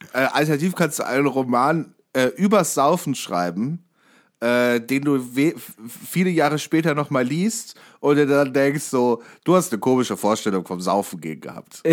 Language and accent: German; Warburg, North Rhine-Westphalia, Germany; moved away; bei mir aus der Heimat